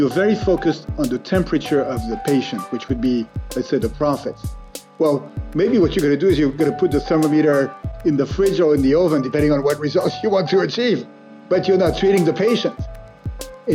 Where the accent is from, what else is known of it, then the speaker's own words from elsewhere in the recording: France; I grew up in France in a middle-class family, three brothers